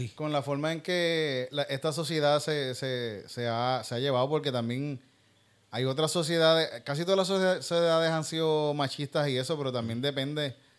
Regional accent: Puerto Rico; me siento menos puertorriqueño

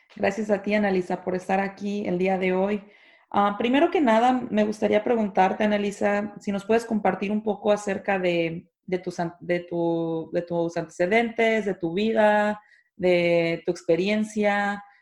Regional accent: Mexico; las personas que somos de México

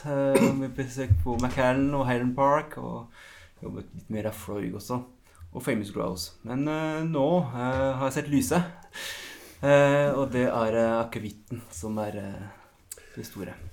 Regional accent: France; accent: French; Norwegian is a second language; moved away as an adult; now in Norway; jeg har faktisk jo bodd like lenge i Norge som i Frankrike. Aksenten blir ikke helt borte

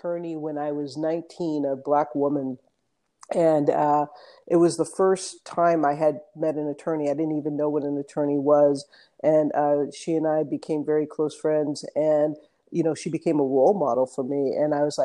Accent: Los Angeles, California, United States; moved away as an adult; also born or lived in Hawaii; now in Oakland, United States; I grew up in the West Hollywood area of Los Angeles, went to undergrad there

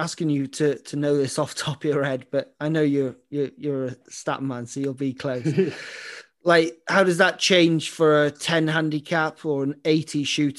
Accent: Ireland; I'm Irish

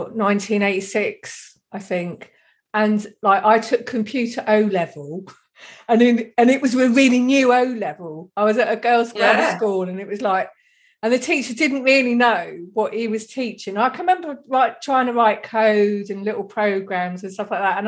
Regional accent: Deal, South East England, United Kingdom; I'm from Kent. And we're just sort of down in the corner. Like I could see France from where I grew up, like, on the beach at Deal.

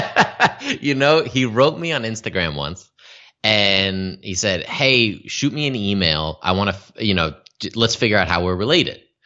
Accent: Albany, New York, United States; moved away as an adult; also born or lived in Los Angeles / San Diego / Las Vegas; now in Canada; I grew up in Albany, New York

